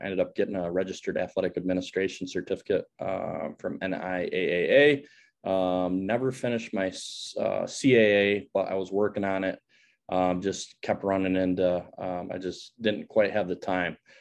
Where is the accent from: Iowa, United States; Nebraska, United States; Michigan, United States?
Michigan, United States; Grand Rapids; I grew up in Grand Rapids, Michigan.